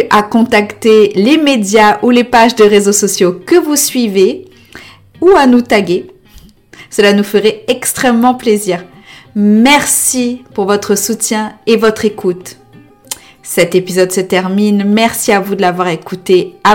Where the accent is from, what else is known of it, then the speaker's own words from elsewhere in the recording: Réunion; Parce que quand on dit qu'on est réunionnais, on a normalement tu dis pas euh, ah moi je suis créole, euh, indien, noir.